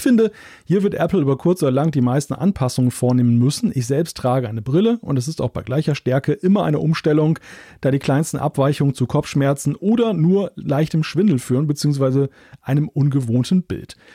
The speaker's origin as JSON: {"language": "German", "country": "Switzerland", "said": "Das sage ich als Schweizer, aber das finde ich."}